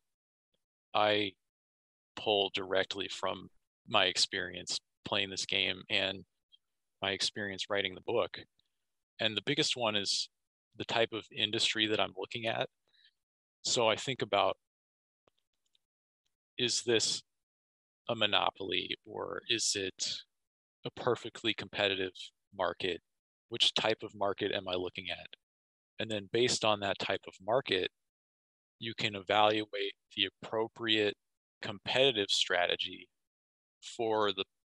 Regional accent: Kansas, United States; I'm from Kansas, my hometown

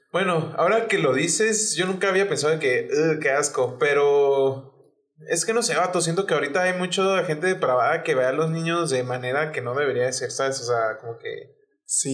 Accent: Chihuahua, Mexico; es de Chihuahua, o sea, de donde somos

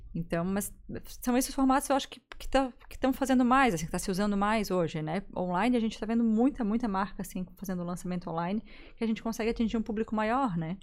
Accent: Gaspar, Santa Catarina, Brazil; now in Florianópolis, Brazil; eu sou de Gaspar

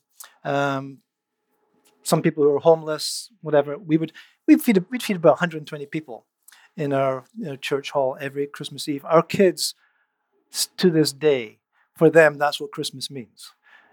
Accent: Scotland, United Kingdom; moved away as an adult; also born or lived in Netherlands; now in Canada; I grew up in Scotland. I became a believer when I was 17. I moved to the Netherlands when I was 21, but it wasn't until I moved to Canada at the age of 26

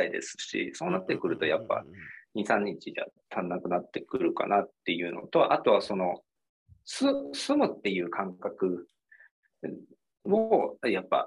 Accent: Imabari, Ehime, Japan; moved away; 伯爵の博に方,、方角の方で博多島っていうのが、はいはいはいはい、そこ僕の地元ですね。

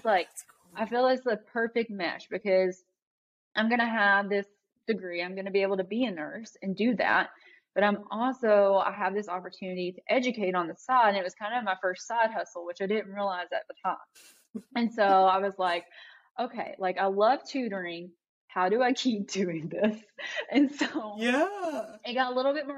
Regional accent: Eastern Kentucky, United States; I grew up in Eastern Kentucky. It was very impoverished. It was very rural.

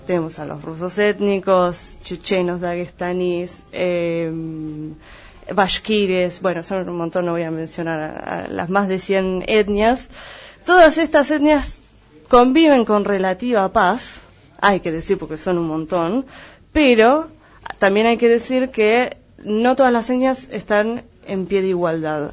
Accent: Argentina; la mayoría de los que estamos acá, y en la región pampeana, no así en el resto del país tal vez, eh, en general somos descendientes de inmigrantes. Sin embargo, nos consideramos argentinos porque nacimos en suelo argentino.

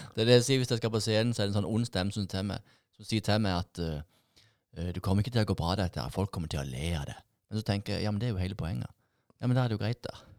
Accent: Sørlandet, Southern Norway, Norway; som sørlendinger

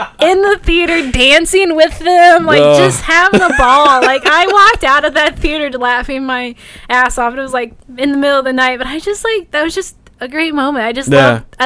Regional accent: Indianapolis area, United States

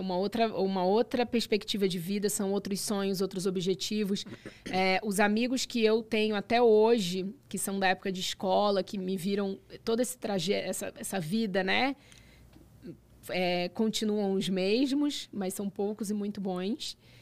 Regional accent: Brazil; now in Dubai, United Arab Emirates; eu sou brasileira

